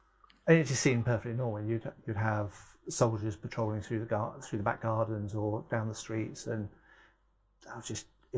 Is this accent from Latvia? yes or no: no; Germany; I grew up in Germany in the 80s and the IRA threat there was very real.